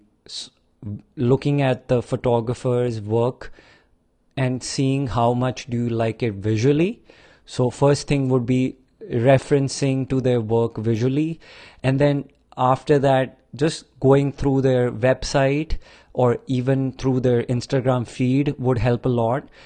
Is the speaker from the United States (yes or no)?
no; India; growing up in India in like 80s, 70s, 90s